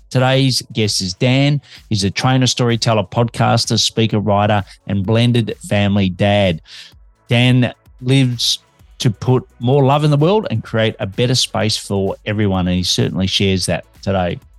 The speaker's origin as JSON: {"language": "English", "town": "Melbourne", "region": "Victoria", "country": "Australia", "said": "I'm an Aussie working globally for Melbourne, Australia."}